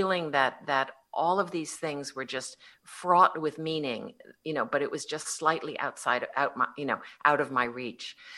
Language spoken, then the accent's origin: English; Connecticut, United States; I grew up in Connecticut